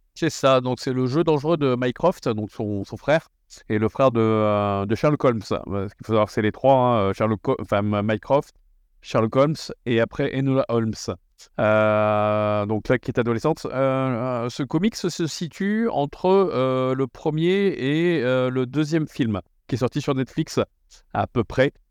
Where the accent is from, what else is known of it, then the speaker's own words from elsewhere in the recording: the North, northern France, France; on est du Nord, donc on dit wagon